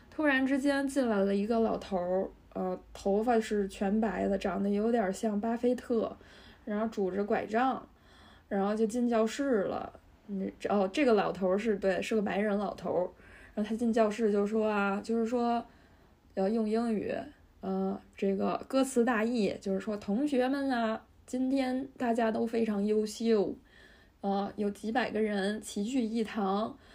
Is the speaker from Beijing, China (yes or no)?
yes; Beijing, China; 我来自北京的远郊区的郊区